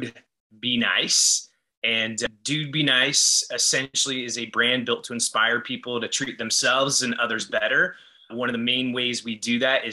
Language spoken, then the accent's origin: English; Los Angeles, California, United States; moved away as an adult; also born or lived in Ventura, California; now in Austin, United States; I grew up in Los Angeles